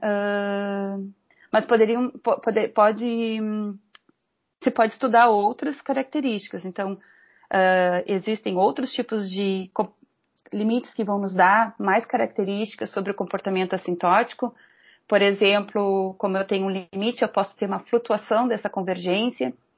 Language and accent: Portuguese; Pelotas, Rio Grande do Sul, Brazil; moved away as an adult; also born or lived in Rio de Janeiro; now in Porto Alegre, Brazil; nasci em Pelotas, no Rio Grande do Sul, bem no extremo sul do Rio Grande do Sul